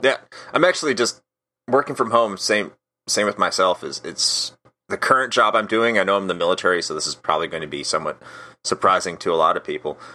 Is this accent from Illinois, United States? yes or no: yes; Wheaton, Illinois, United States; moved away as an adult; now in Florida, United States; I grew up outside of Chicago, uh, originally. I grew up in a city called Wheaton